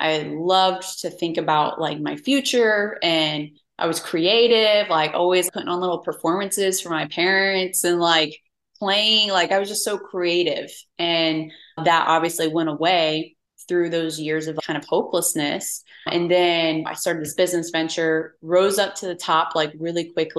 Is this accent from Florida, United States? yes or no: yes; St. Cloud, Florida, United States; moved away as an adult; also born or lived in Denver, Colorado; now in Houston, United States; I grew up in St. Cloud, Florida, small town outside of Orlando, Florida. And I was raised there until I left when I was 19